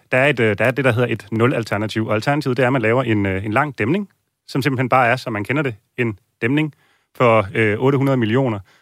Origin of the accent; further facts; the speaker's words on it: Copenhagen, Capital Region of Denmark, Denmark; vi som københavnere